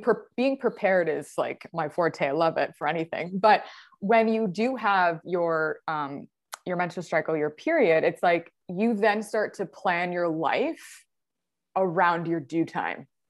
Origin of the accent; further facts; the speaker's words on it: near Niagara Falls, Ontario, Canada; I'm from Ontario, Canada, really close to Niagara Falls.